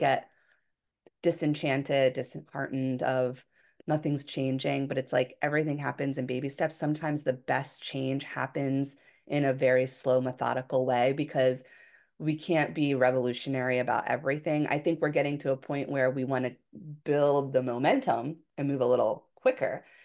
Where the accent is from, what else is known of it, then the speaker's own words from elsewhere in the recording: Philadelphia, Pennsylvania, United States; moved away as an adult; also born or lived in Hawaii; I was from Philadelphia area, you know, in the Northeast of the United States, very different than Hawaii